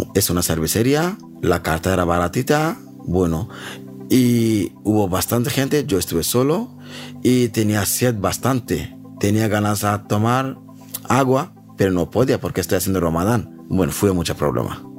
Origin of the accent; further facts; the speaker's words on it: Bangladesh; Spanish is a second language; moved away as an adult; also born or lived in Spain; now in Madrid, Spain; soy de Bangladesh. Tengo 36 años. Llevo en España 9 años